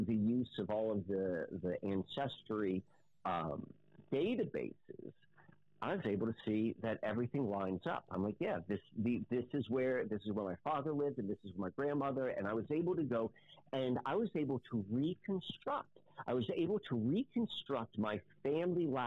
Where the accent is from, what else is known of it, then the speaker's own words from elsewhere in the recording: Maryland, United States; now in Lancaster, United States; I didn't grow up in where I live in Lancaster right now. I grew up in Maryland